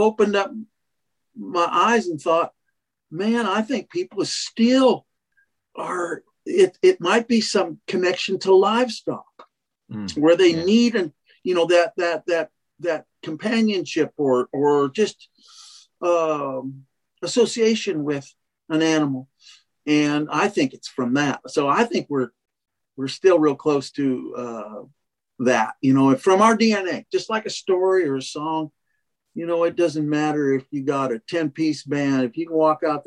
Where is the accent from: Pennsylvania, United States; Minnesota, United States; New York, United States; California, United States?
California, United States; Monterey; I'm born and raised in Monterey, California, outside of town